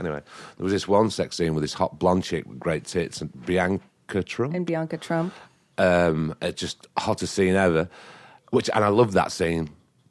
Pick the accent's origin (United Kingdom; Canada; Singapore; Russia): United Kingdom; northern England; born or raised there; moved away